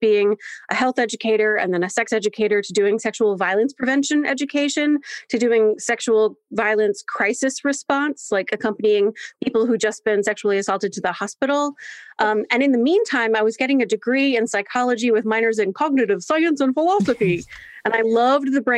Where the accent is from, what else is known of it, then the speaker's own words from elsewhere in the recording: Delaware, United States; I was born and raised in Delaware, and Delaware is a very small state.